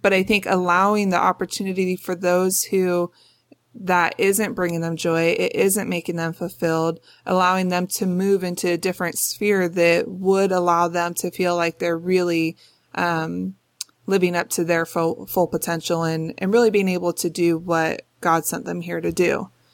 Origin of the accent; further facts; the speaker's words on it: Los Angeles, California, United States; I grew up in North Hollywood, California